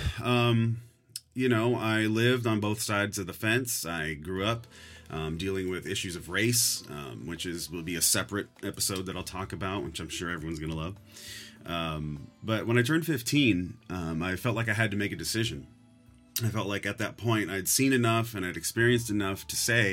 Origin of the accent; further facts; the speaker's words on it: San Leandro, California, United States; also born or lived in New Orleans, Louisiana; I was raised in the San Francisco Bay Area, in particular a small city called San Leandro.